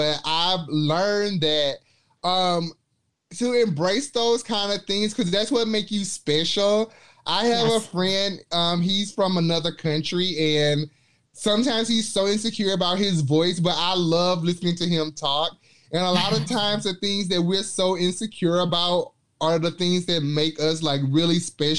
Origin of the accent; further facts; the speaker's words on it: Mobile, Alabama, United States; accent: Alabama twang; moved away as an adult; now in Chicago, United States; I was born in Mobile, Alabama.